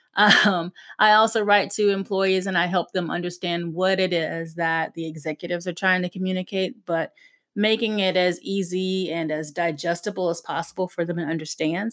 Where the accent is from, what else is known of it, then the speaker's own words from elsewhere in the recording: South Carolina, United States; moved away; I wasn't necessarily born in South Carolina, but was raised in South Carolina.